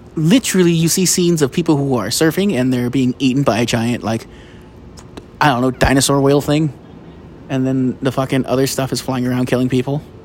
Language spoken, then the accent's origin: English; United States; I'm an American